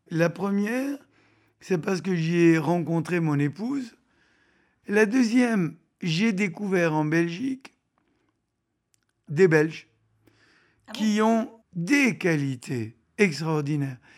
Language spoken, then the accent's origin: French; France; moved away; Vous savez, j'ai pour coutume de dire que je suis orphelin de France. Donc je ne suis pas parti de gaieté de cœur